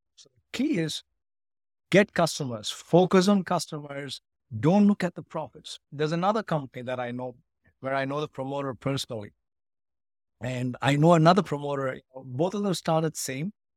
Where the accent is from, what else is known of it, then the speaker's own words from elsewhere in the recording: Ooty, Tamil Nadu, India; moved away as an adult; also born or lived in United Kingdom; now in Chicago, United States; I grew up in India. I studied in a school in Ooty